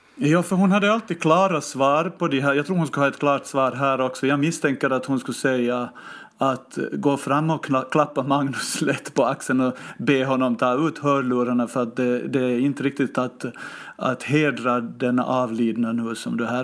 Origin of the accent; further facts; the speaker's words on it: Finland; now in Stockholm, Sweden; jag hoppade ju till som finlandssvensk